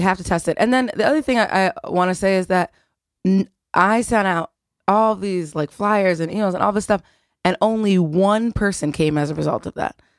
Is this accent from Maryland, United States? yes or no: no; outside of Philadelphia, Pennsylvania, United States; I grew up outside of Philadelphia in the, in white, wealthy suburbs